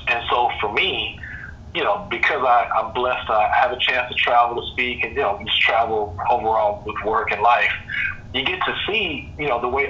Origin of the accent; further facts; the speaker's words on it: Texas, United States; as a Texan and a very, very proud Texan, but like profoundly proud